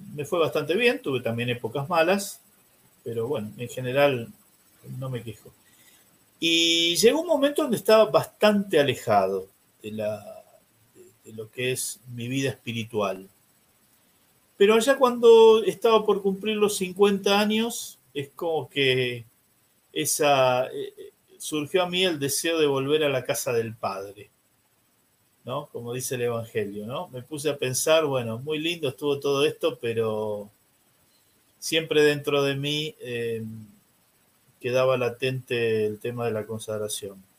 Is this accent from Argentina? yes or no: yes; San Isidro, Buenos Aires Province, Argentina; soy nacido y criado en San Isidro, que es una ciudad que está al norte de Buenos Aires